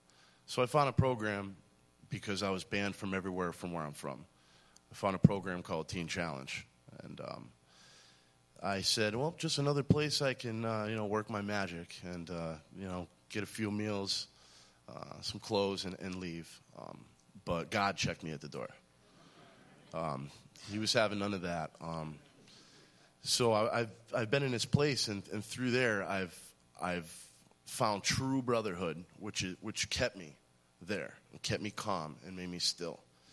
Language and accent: English; Massachusetts, United States; also born or lived in Scotland; I'm 34 years old. I'm from Western Massachusetts. Where I was born in Scotland. My father was in the Navy. Came back to the United States when I was around two.